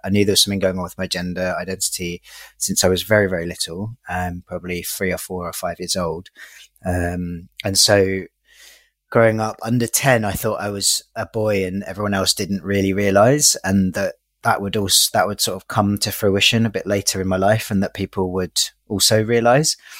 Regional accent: London, United Kingdom; I grew up in East London, in Hackney

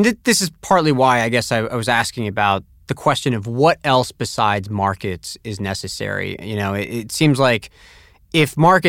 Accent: Tampa, Florida, United States; So even as a kid growing up in Tampa, Florida, I still was able to enjoy it.

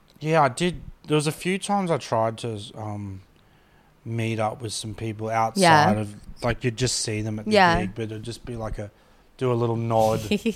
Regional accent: Brisbane, Queensland, Australia; growing up in Brisbane

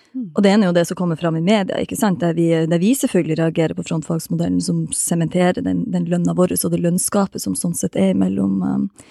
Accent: Balsfjord, Troms, Norway; jeg er fra Balsfjord

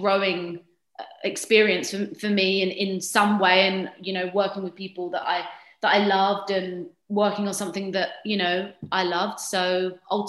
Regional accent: United Kingdom; I'm British

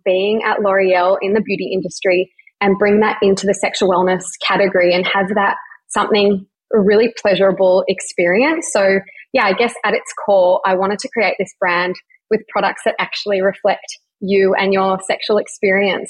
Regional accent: Melbourne, Victoria, Australia; I'm 29 and I'm from Melbourne

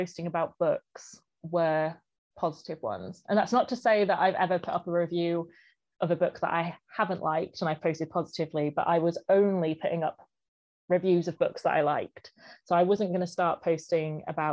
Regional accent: Blisland, South West England, United Kingdom; also born or lived in St Austell; I was born in St Austell, actually, in St Austell Hospital, but I grew up in Blisland, which is North Cornwall, so just on the edge of Bodmin Moor as well

